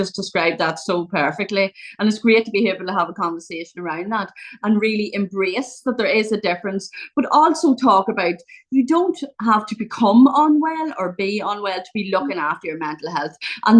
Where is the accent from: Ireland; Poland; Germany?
Ireland; So I'm from Ireland. I live in a small county in Ireland.